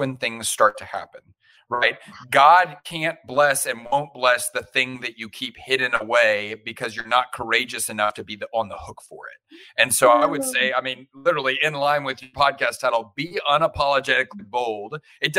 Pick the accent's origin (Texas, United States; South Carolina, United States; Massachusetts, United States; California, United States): Texas, United States; Houston; also born or lived in Austin, Texas; I grew up in the great nation of Texas. I grew up in Houston, went to school in Austin